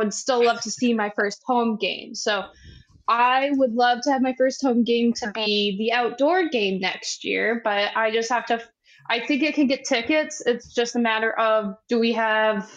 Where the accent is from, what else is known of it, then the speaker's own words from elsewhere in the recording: Wisconsin, United States; Wisconsin. I'm actually from